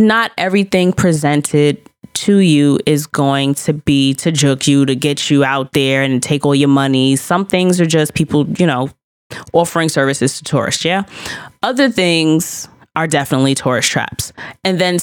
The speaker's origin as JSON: {"language": "English", "town": "New York City", "region": "New York", "country": "United States", "said": "yep, New York City"}